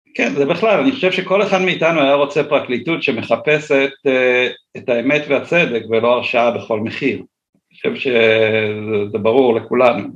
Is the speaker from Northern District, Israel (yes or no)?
no; Ness Ziona, Central District, Israel; אני מאוד אוהב את נס ציונה, גדלתי פה, כאמור נולדתי פה